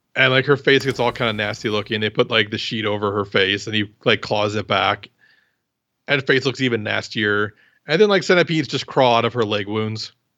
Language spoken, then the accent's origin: English; Iowa, United States; I'm from Iowa